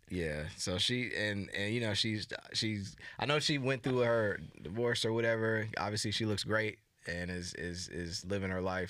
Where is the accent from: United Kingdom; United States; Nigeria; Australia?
United States; accent: American; whole American thing going with my accent